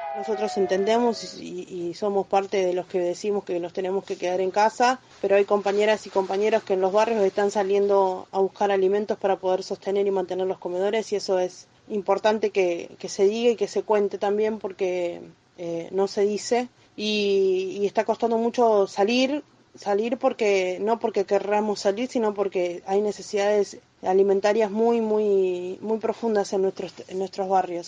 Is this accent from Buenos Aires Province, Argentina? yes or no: yes; Mar del Plata, Buenos Aires Province, Argentina; yo soy del barrio San Jorge